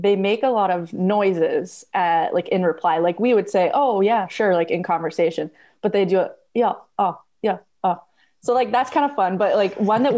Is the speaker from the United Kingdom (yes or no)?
no; Red Deer, Alberta, Canada; I come from Canada